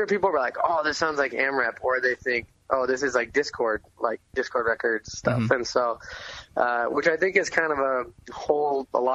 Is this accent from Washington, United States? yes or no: yes; Enumclaw, Washington, United States; born or raised there; also born or lived in Concord, California